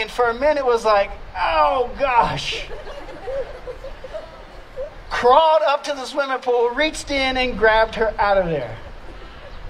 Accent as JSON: {"language": "English", "region": "Louisiana", "country": "United States", "moved": "yes", "said": "I'm from Louisiana"}